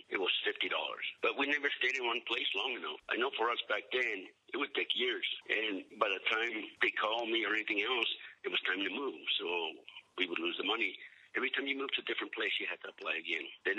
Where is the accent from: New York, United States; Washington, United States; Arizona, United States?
Arizona, United States; English is a second language; moved away as an adult; I went to school in Arizona. The teachers, they spoke English, but we spoke Spanish to them. So when I went to boot camp, I couldn't speak English very well.